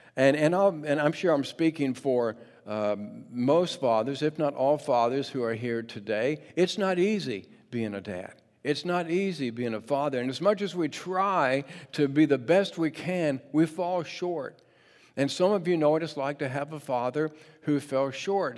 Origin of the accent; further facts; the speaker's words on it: Mechanicsville, Virginia, United States; now in Portland, United States; growing up in Mechanicsville, Virginia.